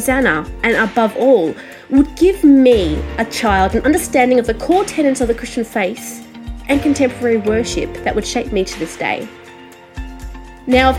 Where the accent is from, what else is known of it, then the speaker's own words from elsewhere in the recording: Australia; accent: Australian; I am an Australian music journalist